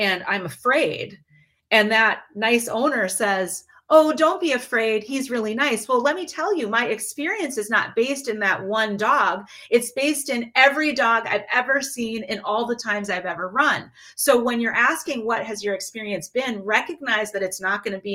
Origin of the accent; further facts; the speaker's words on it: Midwest, United States; my experience growing up in the Midwest is very different than my best friend's experience.